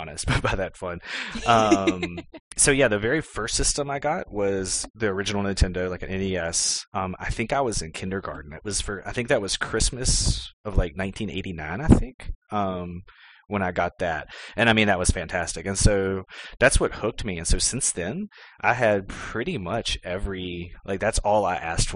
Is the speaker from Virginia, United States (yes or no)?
yes; Clifton Forge, Virginia, United States; moved away as an adult; also born or lived in Texas; I always tell people I'm from Clifton Forge, and we moved into Clifton Forge proper when I was like 13 or 14. But we actually lived in a tiny little community named Sharon, like probably a good 3 or 4 miles outside